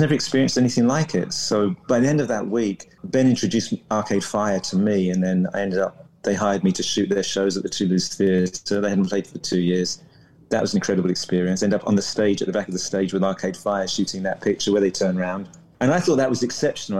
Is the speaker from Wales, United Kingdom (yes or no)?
no; London, United Kingdom; moved away as an adult; also born or lived in Coventry / San Francisco; now in New Orleans, United States; I was from London, so I moved back